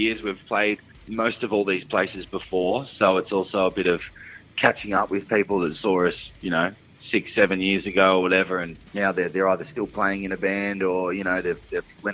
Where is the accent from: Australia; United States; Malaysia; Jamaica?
Australia; Sunbury, Victoria; born or raised there